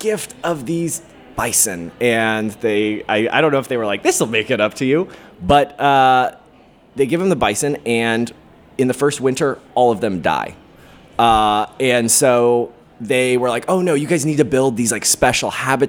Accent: Long Beach, California, United States; Okay. I grew up in Long Beach, California

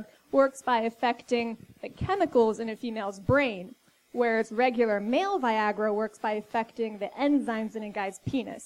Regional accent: Fairmont, West Virginia, United States; moved away; I was born in West Virginia

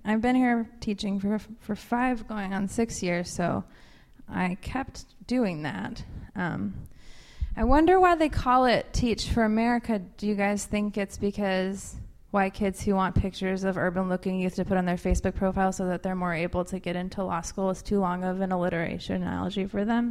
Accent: Portland, Oregon, United States; now in New Orleans, United States; I'm originally from Portland

